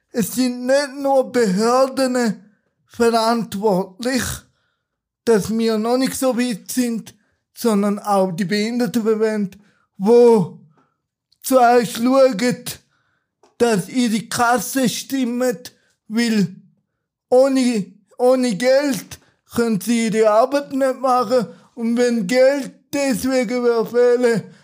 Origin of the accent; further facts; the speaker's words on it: Turkey; ursprünglich bin ich ein Kurde aus der Türkei. Da macht ja auch vieles aus.